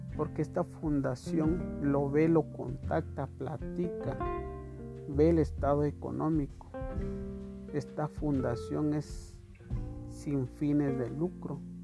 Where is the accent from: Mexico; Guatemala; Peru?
Guatemala; como guatemaltecos